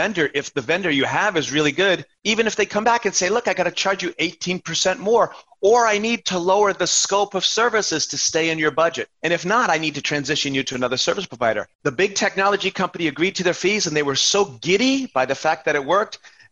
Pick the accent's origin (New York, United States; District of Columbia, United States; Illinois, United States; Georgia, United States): New York, United States; I'm from New York and my first cousin is a nurse in an emergency room in Queens.